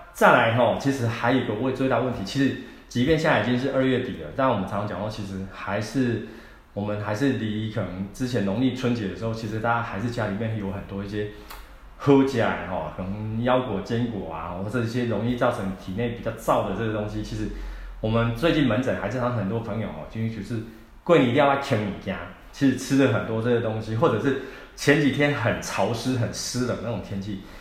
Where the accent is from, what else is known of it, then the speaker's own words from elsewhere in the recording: Taiwan; 我们台湾人的体质